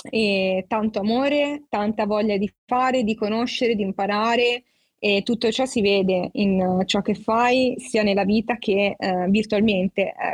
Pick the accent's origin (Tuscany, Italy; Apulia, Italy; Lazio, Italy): Apulia, Italy; Maglie; ho 21 anni, sono di Maglie in provincia di Lecce